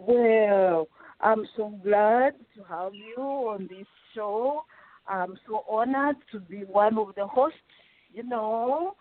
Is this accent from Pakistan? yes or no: no; Western Region, Uganda; first language Rutoro; English is a second language; You know, I speak at least 7 languages, and in Rutoro, my mother tongue, it is very, very odd to have 3 consonants following each other.